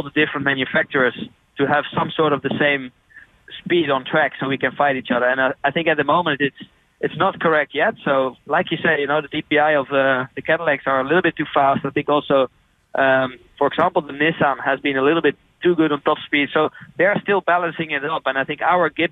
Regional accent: Netherlands; I'm from Holland

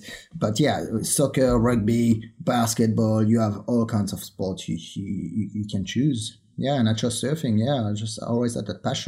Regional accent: Réunion; moved away as an adult; also born or lived in France; now in Australia; I was born in 1983 in Reunion Island. I grew up there.

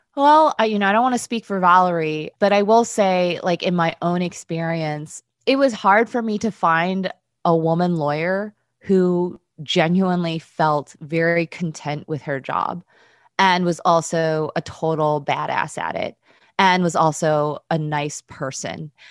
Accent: United States; I'm Korean American

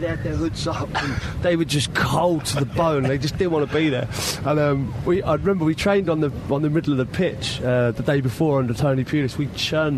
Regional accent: London, United Kingdom; I'm from Ealing, so, you know, I used to train at QPR as a 9-year-old

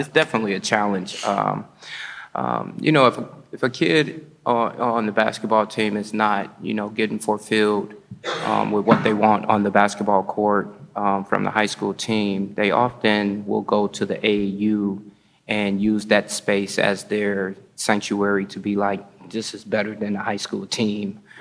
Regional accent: Gary, Indiana, United States; now in Madison, United States; I come from Gary, Indiana

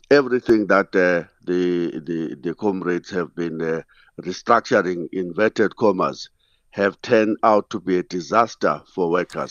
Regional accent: Sada, Eastern Cape, South Africa; I'm in my hometown now in Sada

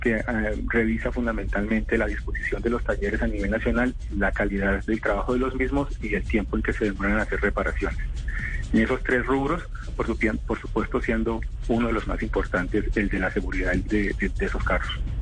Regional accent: Colombia; estamos viviendo como colombianos una tragedia silenciosa

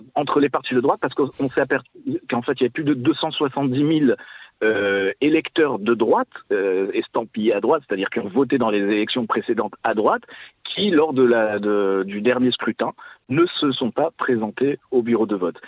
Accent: France; now in Israel; c'est nous en tant que Français qui, avons vécu quand même euh, dans, un, dans une communauté juive en France

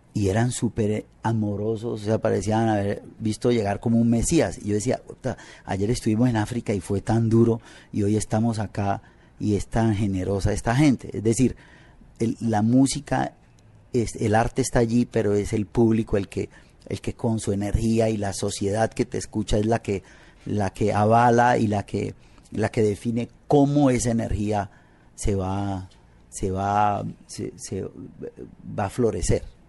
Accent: Buenaventura, Valle del Cauca, Colombia; moved away as an adult; also born or lived in Cali; now in Paris, France; yo nací en Buenaventura, en el Pacífico

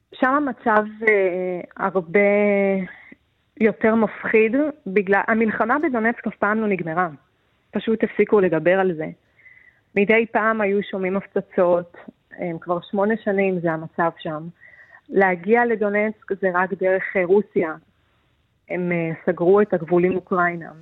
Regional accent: Israel; moved away as an adult; now in Kyiv, Ukraine; כישראלית שיודעת מה זה רעשים של מטוסים, מישהי ששירתה בצבא

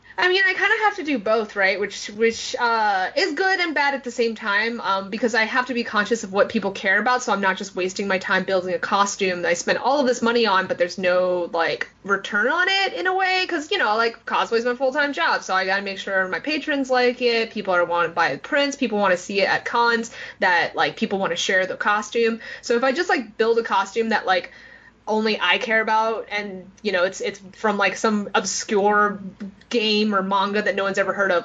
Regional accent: New York City, New York, United States; growing up in New York City

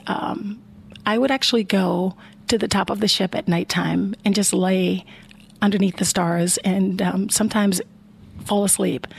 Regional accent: Chicago, Illinois, United States; moved away as an adult; now in Columbus, United States; I grew up in the in Chicago, Illinois

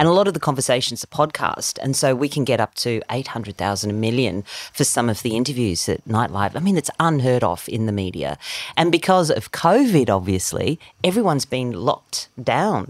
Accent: South Africa; now in Australia; I was born in South Africa

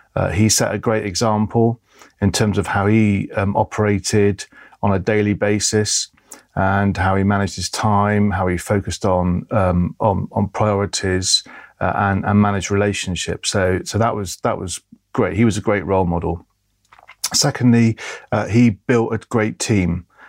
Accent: Bristol, South West England, United Kingdom; I was born in Bristol, uh, in the early seventies

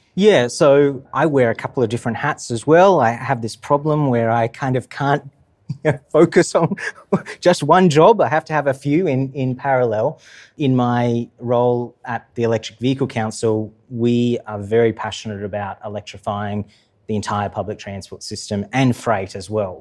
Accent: Queensland, Australia; I'm from Queensland

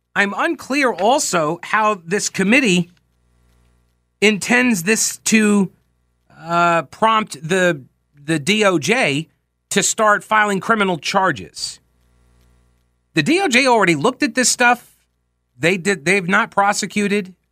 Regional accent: New York, United States; I'm from New York. I grew up watching Donald Trump on T V

